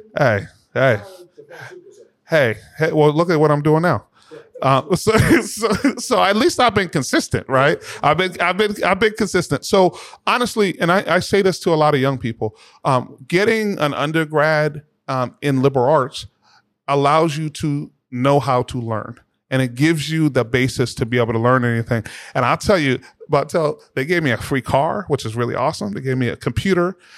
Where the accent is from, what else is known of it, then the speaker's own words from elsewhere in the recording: Boston, Massachusetts, United States; we grew up in the Roxbury section of the city of Boston. So um, I'm from, as we would note, the berry, but not the fruit